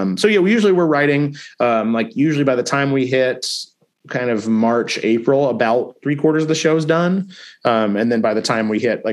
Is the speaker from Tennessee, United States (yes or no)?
yes; Nashville, Tennessee, United States; I grew up in Nashville, Tennessee. So I actually was born and raised here.